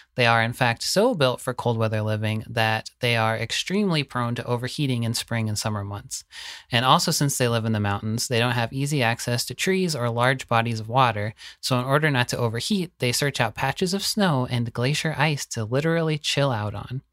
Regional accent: the South, United States; Growing up in the South

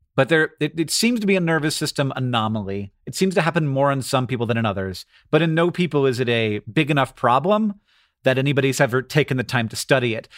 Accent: United States

